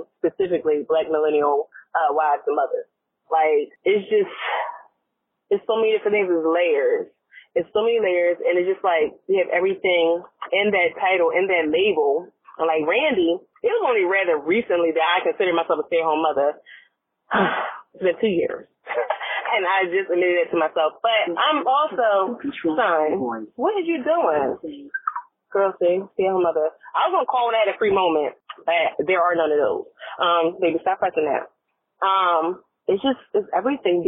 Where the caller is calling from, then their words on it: Virginia, United States; I'm calling from Virginia